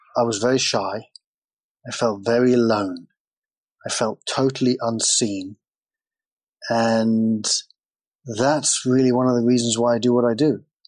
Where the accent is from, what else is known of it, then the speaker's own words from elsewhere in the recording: England, United Kingdom; And I grew up in England, and England is a very big soccer country.